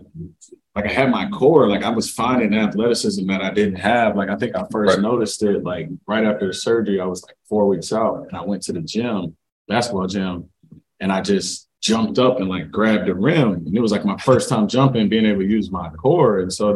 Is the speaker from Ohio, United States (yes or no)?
yes; Cincinnati, Ohio, United States; I grew up in Cincinnati